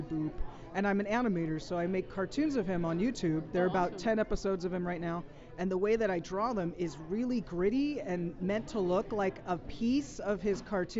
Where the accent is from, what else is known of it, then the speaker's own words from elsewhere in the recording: San Francisco, California, United States; I'm from San Francisco